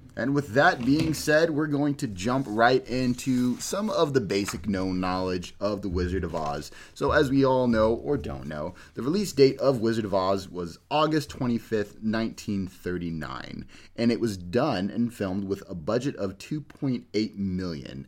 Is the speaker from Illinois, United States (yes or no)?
no; California, United States; I'm from California